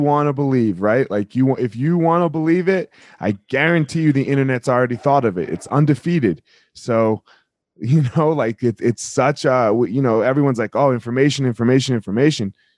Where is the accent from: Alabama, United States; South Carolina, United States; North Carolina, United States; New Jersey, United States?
New Jersey, United States; I'm from Jersey